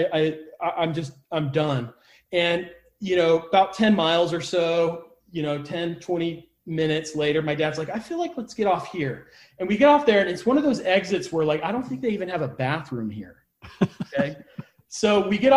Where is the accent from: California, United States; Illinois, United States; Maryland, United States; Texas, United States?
California, United States; Orange County, Southern; I grew up in Southern California, Orange County.